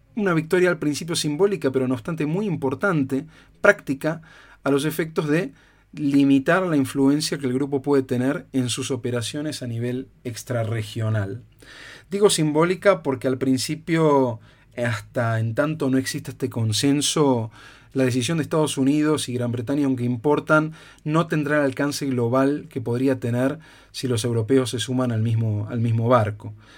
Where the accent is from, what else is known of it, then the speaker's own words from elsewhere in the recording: Argentina; also born or lived in Spain; yo como argentino